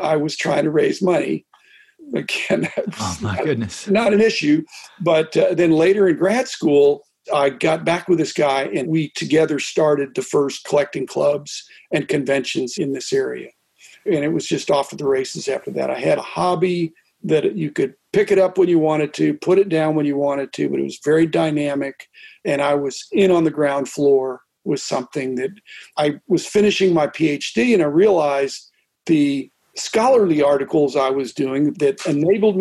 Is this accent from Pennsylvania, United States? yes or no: yes; Pittsburgh, Pennsylvania, United States; I grew up in Pittsburgh